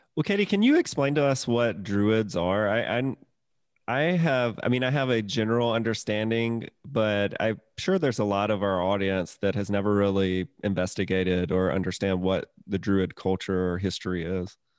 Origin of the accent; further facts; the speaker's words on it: Mississippi, United States; moved away as an adult; also born or lived in Atlanta, Georgia; I'm from Mississippi originally